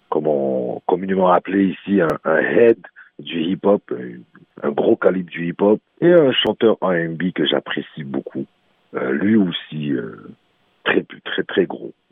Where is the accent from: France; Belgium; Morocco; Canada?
Morocco; Mon prochain album s'appelle … et … c'est encore là nous chez nous au Maroc, on a les chaînes de l'Atlas qui sont voilà quoi, c'est c'est grandiose